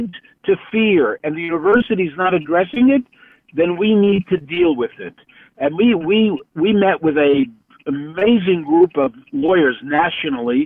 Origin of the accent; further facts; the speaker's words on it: New York City, New York, United States; growing up in Williamsburg